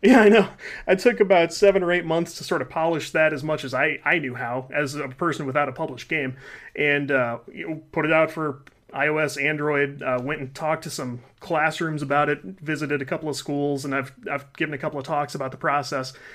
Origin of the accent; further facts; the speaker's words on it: Midwest, United States; We live in the Midwest